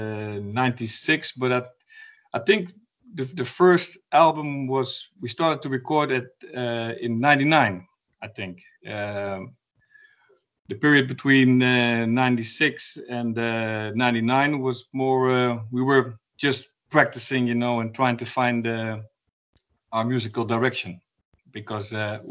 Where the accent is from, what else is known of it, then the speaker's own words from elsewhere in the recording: Gorinchem, South Holland, Netherlands; also born or lived in Utrecht / The Hague; I grew up in a small town called Gorinchem